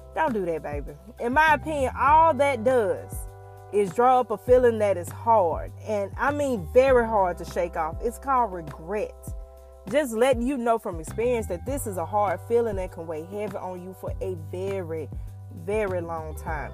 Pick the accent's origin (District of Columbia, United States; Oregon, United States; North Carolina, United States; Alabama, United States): Alabama, United States; Tuskegee; Growing up in Tuskegee